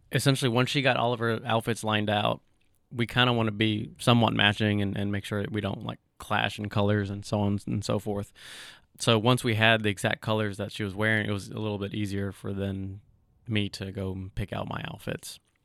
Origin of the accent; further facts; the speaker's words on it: Somerset, Kentucky, United States; moved away as an adult; also born or lived in Bowling Green, Kentucky; now in Lexington, United States; My earliest memories of childhood is in Somerset in Pulaski County. Grew up there, attended elementary, middle, high school